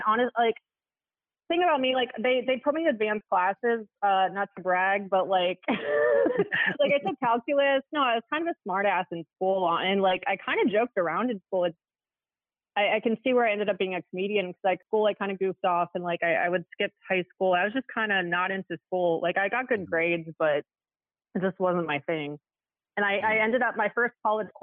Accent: Alexandria, Virginia, United States; moved away as an adult; also born or lived in Washington, D.C.; I am from the Washington, D.C. area. I was born in Alexandria, Virginia, which is just outside of D.C. And it was a great place to grow up. And I lived there for like 20 years

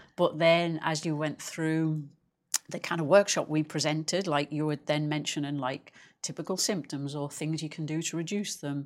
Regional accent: England, United Kingdom; I'm English

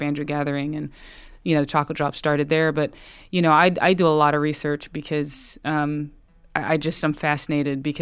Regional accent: the Piedmont, North Carolina, United States; I grew up in the Piedmont, North Carolina

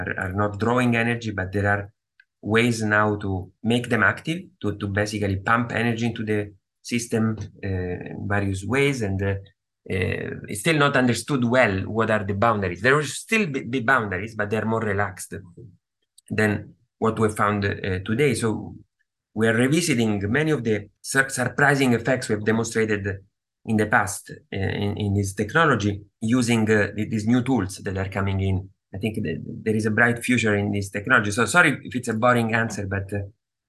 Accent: Rome, Lazio, Italy; moved away as an adult; also born or lived in Austin, Texas; now in New York, United States; I grew up in Italy

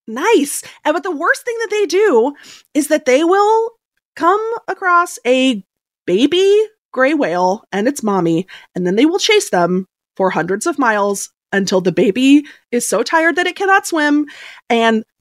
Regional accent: Seattle, Washington, United States; Megan and I were both born and raised in Seattle, Washington.

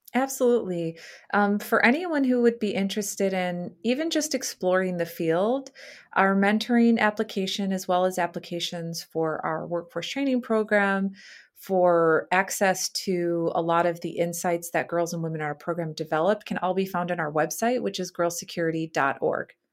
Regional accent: Chicago, Illinois, United States; moved away as an adult; my hometown, which is Chicago

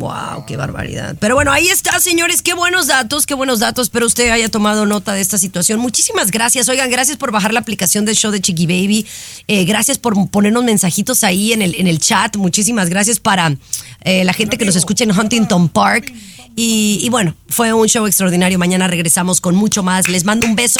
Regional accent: Mexico; mi gente mexicana, que somos la mayoría

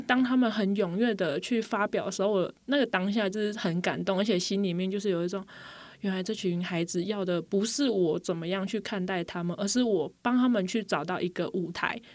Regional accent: Pingtung County, Taiwan; moved away as an adult; now in Puli, Taiwan; 首先我是说我不是普里人， 我是屏东人

